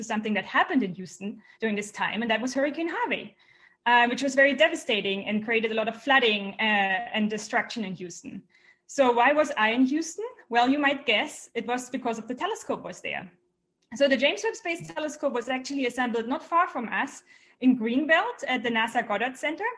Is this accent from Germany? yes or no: yes; Germany; I'm from Germany